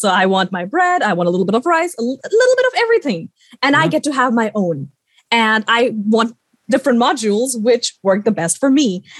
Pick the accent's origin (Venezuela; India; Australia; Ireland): India; being an Indian